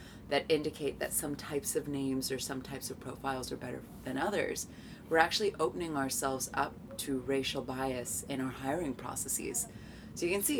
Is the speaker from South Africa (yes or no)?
no; United States; moved away; my home country of the United States